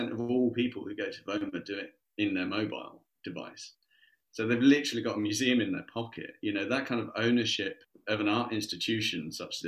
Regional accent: Surrey, South East England, United Kingdom; I grew up in Surrey. I was lucky enough, you know, I was like 20 minutes outside of London.

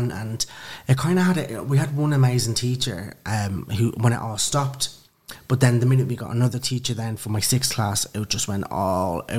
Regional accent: Dublin, Leinster, Ireland; moved away as an adult; now in London, United Kingdom; I'm originally from Dublin, Kilmainham, and Lucan.

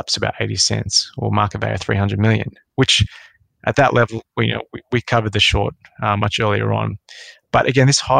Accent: Sydney, New South Wales, Australia; So I grew up in Western Sydney.

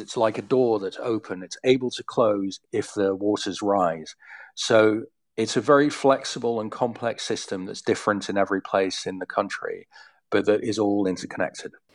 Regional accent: Leiden, South Holland, Netherlands; I grew up in Leiden, as you say, which is, I don't know, about five miles from the sea.

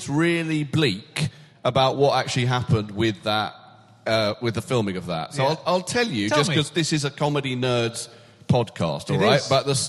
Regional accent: United Kingdom; I am a British male celebrity over the age of 45.

